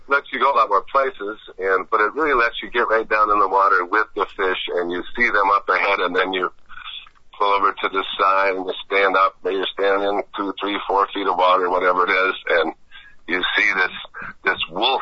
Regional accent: the Wisconsin and Mississippi Rivers, United States; I'm from the Wisconsin and Mississippi Rivers

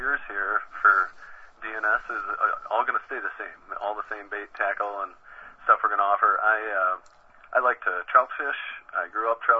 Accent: Blanchardville, Wisconsin, United States; now in Madison, United States; I grew up in Blanchardville, which is just southwest of Madison

